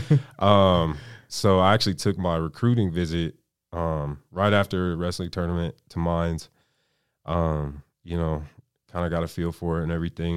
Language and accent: English; Aurora, Colorado, United States; now in Pueblo, United States; I'm from Aurora, Colorado. You know, suburb of Denver, born and raised